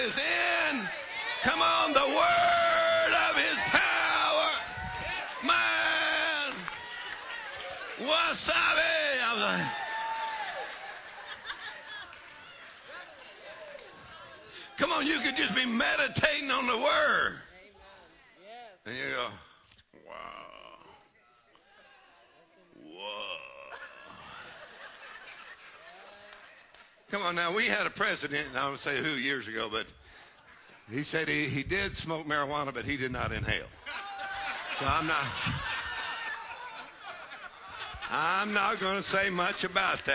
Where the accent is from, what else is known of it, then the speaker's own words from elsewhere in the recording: Texas, United States; I'm from Texas